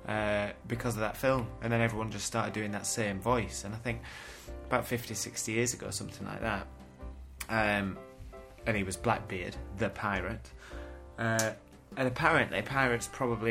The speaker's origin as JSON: {"language": "English", "town": "Weston-super-Mare", "region": "South West England", "country": "United Kingdom", "said": "From the West Country. I'm from Western Supermare."}